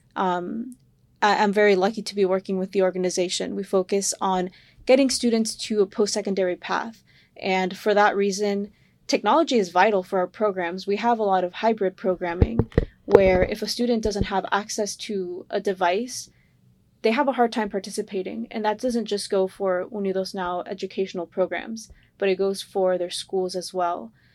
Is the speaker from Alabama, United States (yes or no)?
no; Sarasota, Florida, United States; I grew up in Sarasota